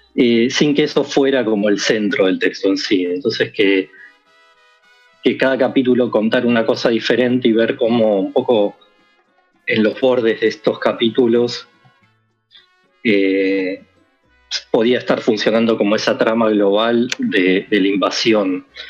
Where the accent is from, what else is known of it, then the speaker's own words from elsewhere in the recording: Quilmes, Buenos Aires Province, Argentina; yo soy de Quilmes